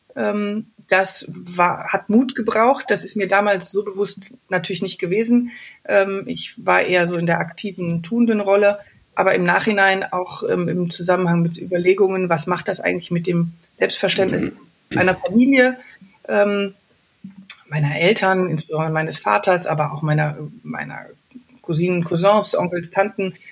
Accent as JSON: {"language": "German", "town": "Wuppertal", "region": "North Rhine-Westphalia", "country": "Germany", "tie": "born or raised there", "said": "aus meiner Heimatstadt Wuppertal"}